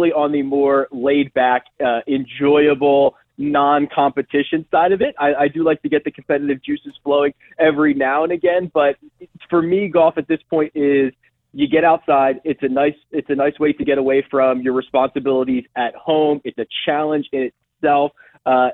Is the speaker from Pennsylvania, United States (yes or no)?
yes; outside of Philadelphia, Pennsylvania, United States; Growing up outside of Philadelphia in high school